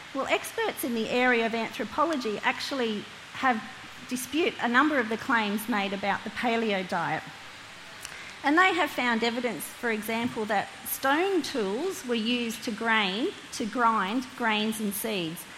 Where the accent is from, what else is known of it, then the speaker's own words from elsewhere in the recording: Hunter Valley, New South Wales, Australia; now in Lake Macquarie, Australia; I'm from the Hunter Valley, but now call Lake Macquarie home